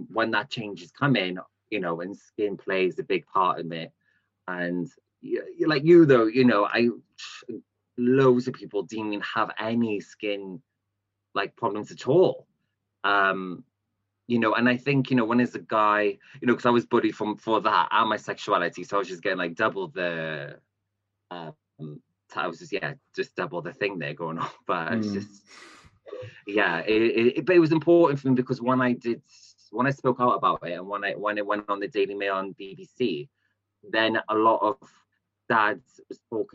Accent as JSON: {"language": "English", "town": "Cardiff", "region": "Wales", "country": "United Kingdom", "said": "I'm from Cardiff"}